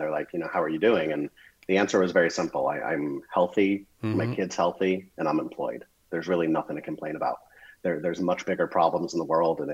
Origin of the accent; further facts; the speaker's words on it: Las Vegas, Nevada, United States; now in West Palm Beach, United States; I grew up in Las Vegas